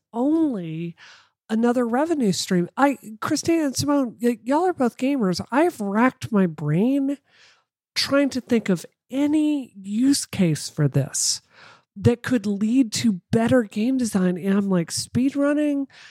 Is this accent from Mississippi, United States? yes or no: yes; Mississippi, United States; I come from Mississippi